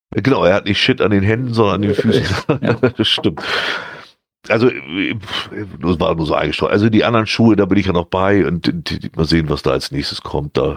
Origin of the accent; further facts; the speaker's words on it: North Germany, Germany; Also da muss man sich schon wirklich konzentrieren als, als Norddeutscher, um das alles mitzukriegen.